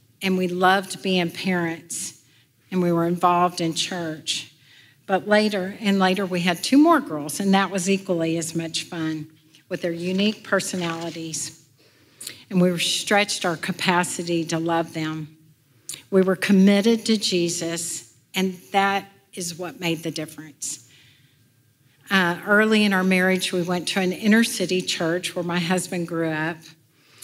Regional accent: Houston, Texas, United States; I went home at the end of the summer in Houston

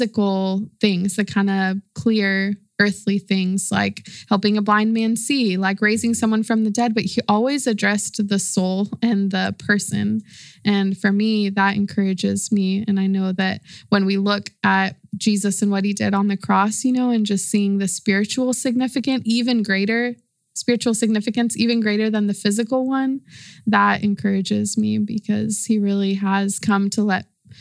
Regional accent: Austin, Texas, United States; moved away as an adult; now in San Marcos, United States; I'm from Austin, Texas. My family's from Mexico City, but I came to San Marcos to go to school at Texas State.

